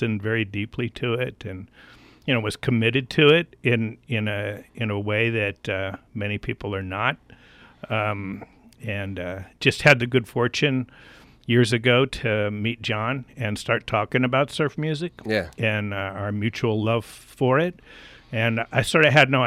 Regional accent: Livermore Valley, California, United States; I was growing up in the Livermore Valley.

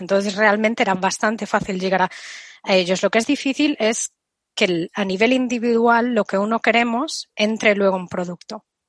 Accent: Galicia, Spain; Aquí voy a contestar como gallega

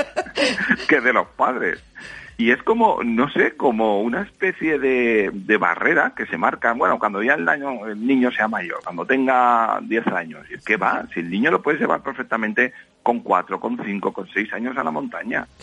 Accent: Valencian Community, Spain; yo soy de la Comunidad Valenciana

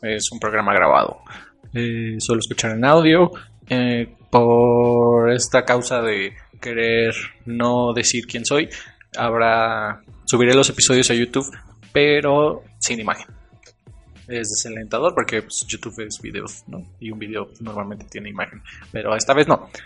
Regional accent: Mexico; yo soy mexicano

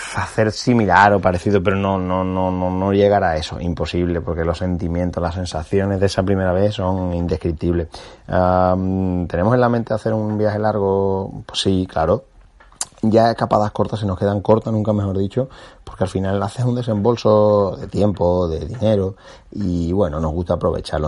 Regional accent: Cádiz, Andalusia, Spain; muy de mi tierra, de Gadi

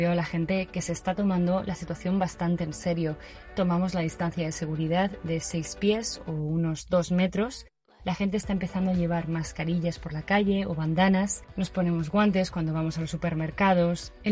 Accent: Valencia, Valencian Community, Spain; moved away as an adult; now in San Francisco, United States; soy de Valencia y vivo en San Francisco desde hace casi tres años.

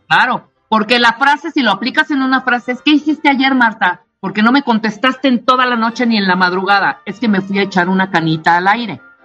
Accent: Chiapas, Mexico; en Chiapas, del, de donde soy oriunda y originaria

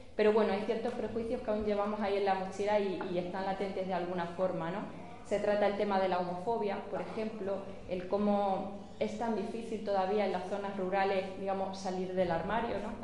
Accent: Villanueva de la Serena, Extremadura, Spain; moved away as an adult; also born or lived in Seville; nací en Sevilla en Sevilla pasé los tres primeros meses de mi vida pero realmente me he criado en Villanueva de la Serena

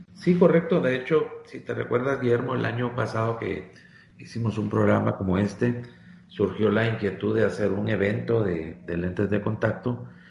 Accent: Guatemala; por mi país, Guatemala

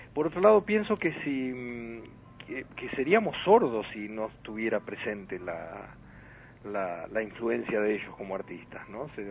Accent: Argentina; nosotros como argentinos

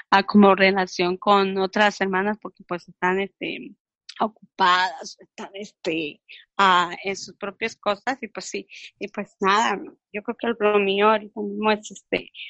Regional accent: Mexico; now in New York, United States; mi familia, pues yo soy mexicana, está en México

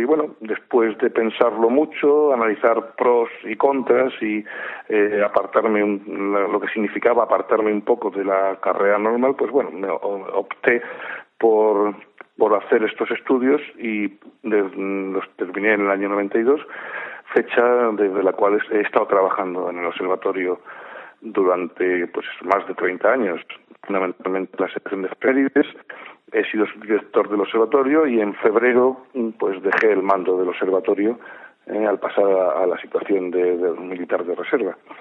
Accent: Cartagena, Region of Murcia, Spain; yo soy natural de Cartagena

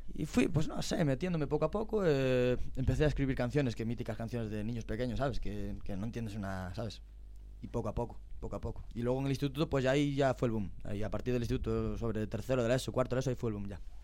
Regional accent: As Neves, Galicia, Spain; Para mi pueblo, arraso total. Yo soy de las nieves

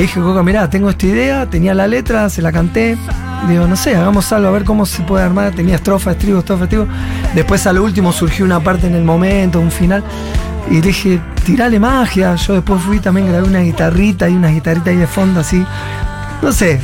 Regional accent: Argentina; Y yo amo Argentina

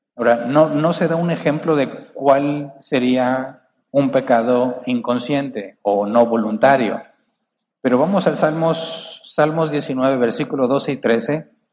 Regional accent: Monterrey, Nuevo León, Mexico; acá los, los de Monterrey somos muy agresivos al hablar

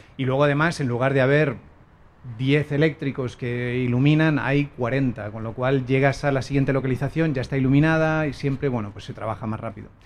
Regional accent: Spain; el coprotagonista, que soy yo, era español

